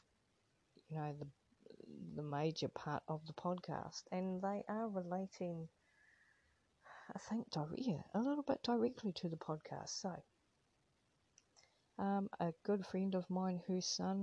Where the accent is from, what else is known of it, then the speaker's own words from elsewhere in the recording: New Zealand; now in Australia; as Australia is my current home, but I'm originally from New Zealand